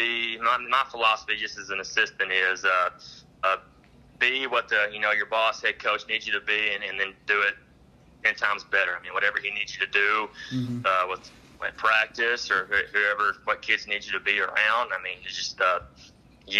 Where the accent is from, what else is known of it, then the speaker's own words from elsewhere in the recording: Ringling, Oklahoma, United States; growing up in Ringling